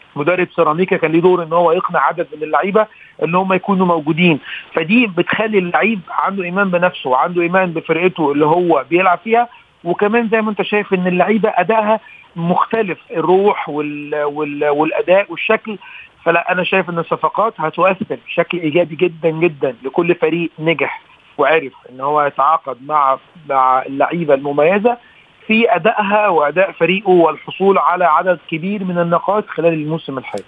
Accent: Egypt; احنا كمصريين

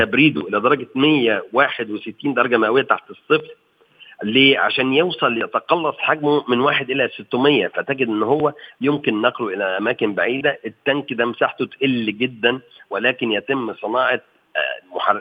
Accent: Egypt

